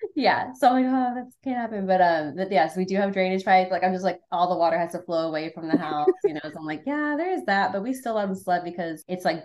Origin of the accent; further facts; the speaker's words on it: Muncie, Indiana, United States; also born or lived in North Carolina; I grew up in Muncie. I'm from Muncie.